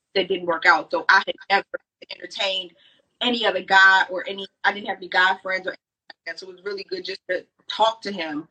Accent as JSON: {"language": "English", "town": "Baltimore", "region": "Maryland", "country": "United States", "moved": "as an adult", "lives_now": "North Carolina, United States", "said": "I am from Baltimore, Maryland"}